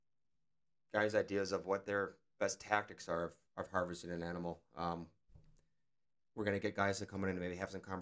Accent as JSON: {"language": "English", "town": "Luxemburg", "region": "Wisconsin", "country": "United States", "said": "I'm from the Luxembourg area, which is eastern Wisconsin"}